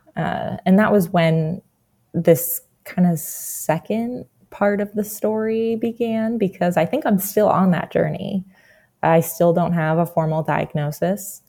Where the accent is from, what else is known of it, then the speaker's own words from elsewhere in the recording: New Jersey, United States; I'm originally from New Jersey.